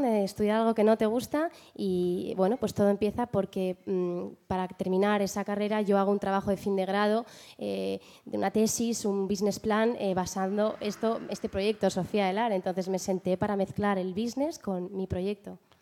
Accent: Spain; also born or lived in London, United Kingdom; con cuatro años me vine a España

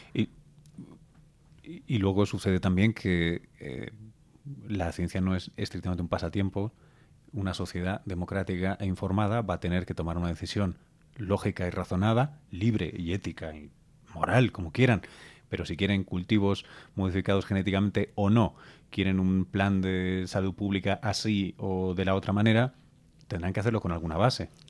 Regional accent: Spain; yo soy español

